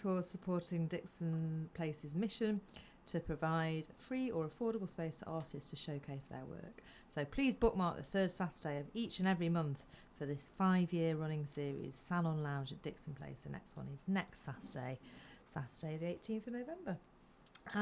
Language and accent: English; Flixton, North West England, United Kingdom; moved away; I'm from Flixton